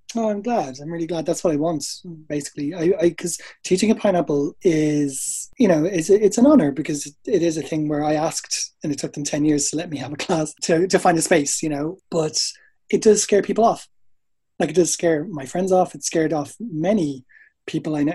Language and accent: English; Dublin, Leinster, Ireland; moved away as an adult; also born or lived in England; now in United Kingdom; So I'm from Ireland. You could probably tell that. Um, from Dublin. I moved over here in 2002